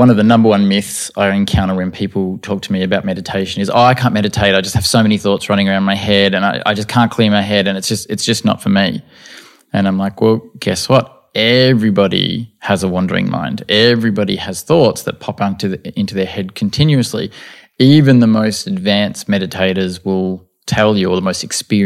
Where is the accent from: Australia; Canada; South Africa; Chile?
Australia; Albert Park; I was, I think, 16 when we moved from Albert Park